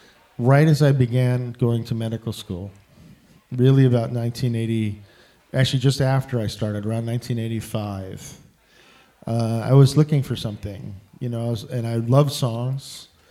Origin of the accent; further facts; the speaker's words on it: Chicago, Illinois, United States; also born or lived in Bedford-Stuyvesant, New York; I mostly consider Chicago my home. I moved here when I was out to the suburbs when I was 5. And I was born in Bedford Stuyvesant, New York, though.